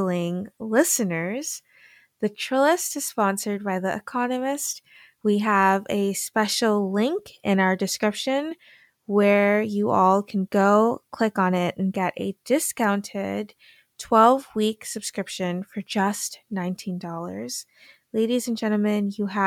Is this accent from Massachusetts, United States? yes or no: yes; Massachusetts, United States; accent: American; also born or lived in Gambia; So we settled in Massachusetts, have been there ever since